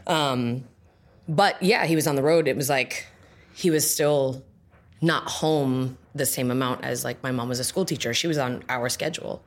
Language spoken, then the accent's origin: English; Johnston, Rhode Island, United States; moved away; also born or lived in Providence, Rhode Island / East Providence, Rhode Island; I was born in Providence. I lived in East Providence. I went to high school in Johnston.